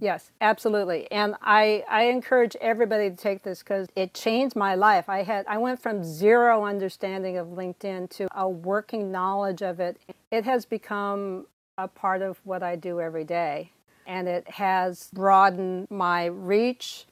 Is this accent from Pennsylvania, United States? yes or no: no; California, United States; moved away as an adult; also born or lived in Silicon Valley / Oberlin, Ohio; now in Connecticut, United States; I was born and raised in California